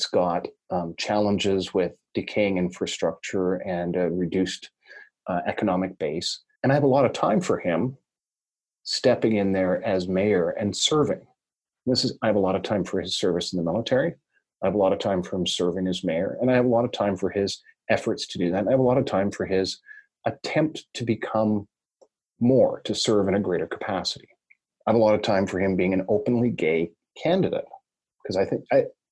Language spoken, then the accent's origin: English; Ontario, Canada; I'm from Ontario, which is kind of north, basically just north of South Bend